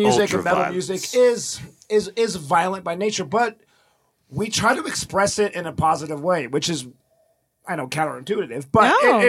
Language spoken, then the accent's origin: English; Reno, Nevada, United States; growing up in Reno